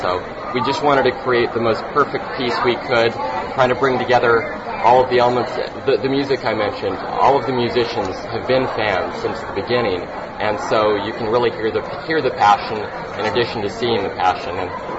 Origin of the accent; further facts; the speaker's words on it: Utah, United States; we're from Utah, we're mostly harmless